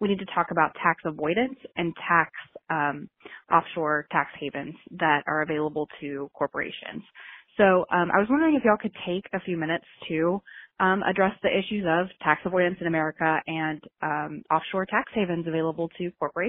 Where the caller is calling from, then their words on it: Knoxville, Tennessee, United States; I am calling from Knoxville, Tennessee.